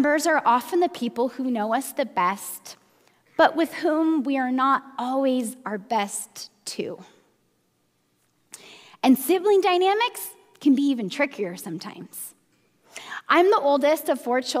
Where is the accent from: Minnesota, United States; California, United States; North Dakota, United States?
Minnesota, United States; now in Bay Area, United States; I grew up in Minnesota